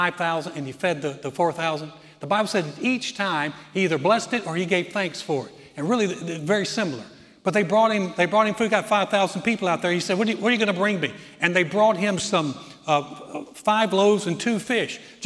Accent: the South, United States; When I grew up in the South, my parents were very Southern, very polite

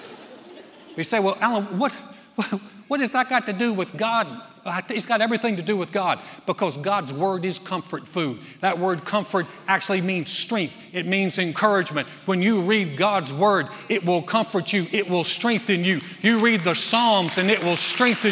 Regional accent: the South, United States; I was raised in the South.

